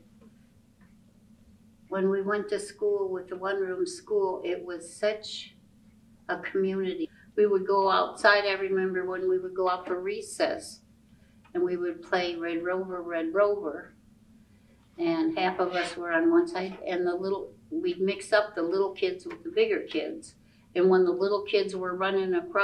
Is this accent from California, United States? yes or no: no; Sycamore, Illinois, United States; also born or lived in Chicago, Illinois; I moved from Chicago to Sycamore when I was 3. So 77 years